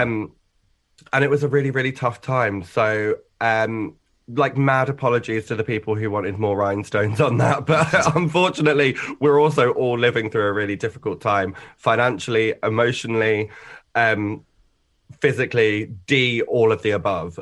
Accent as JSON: {"language": "English", "area": "Essex", "region": "East of England", "country": "United Kingdom", "tie": "born or raised there", "said": "I grew up in Essex, which was honestly a lovely pa-, place to sort of, like, grow up"}